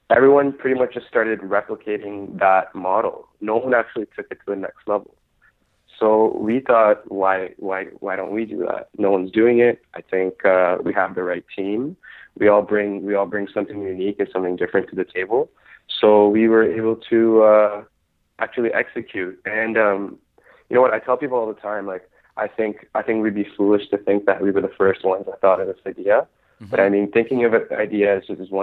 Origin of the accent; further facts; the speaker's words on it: Toronto, Ontario, Canada; I live in Toronto. I grew up in Scarborough